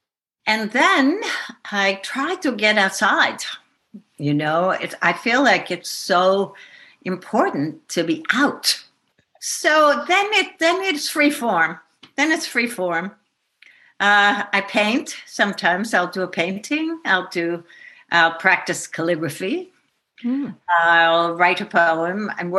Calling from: Shawangunk Mountains, New York, United States; I am calling from the Shawangunks. I am not in the barn at the moment. I moved down into the village of New Paltz for the winter because it gets pretty icy up there.

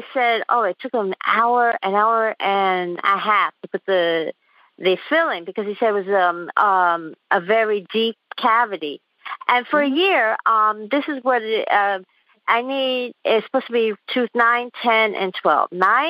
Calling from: Queens, New York, United States; I'm calling from Queens, New York.

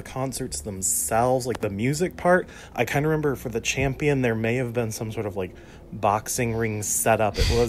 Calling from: Harrisburg, Pennsylvania, United States; I'm from Harrisburg, Pennsylvania

